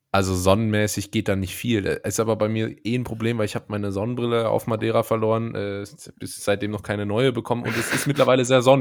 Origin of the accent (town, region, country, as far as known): Germany